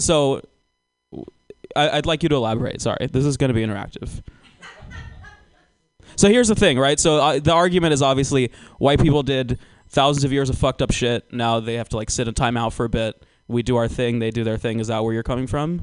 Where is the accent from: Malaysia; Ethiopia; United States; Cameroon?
United States; Georgia; I'm actually from Georgia